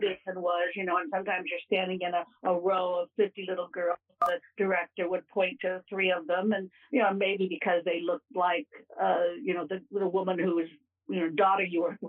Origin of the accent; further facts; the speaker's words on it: Ohio, United States; born there; also born or lived in Kentucky; This was back east in Kentucky and Ohio. I was born in Ohio, but this was back there.